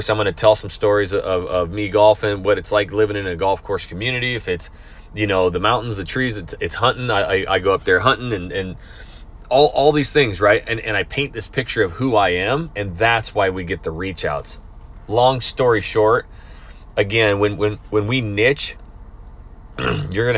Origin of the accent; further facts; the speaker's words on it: Coeur d'Alene, Idaho, United States; moved away; my hometown of Coeur d'Alene, Idaho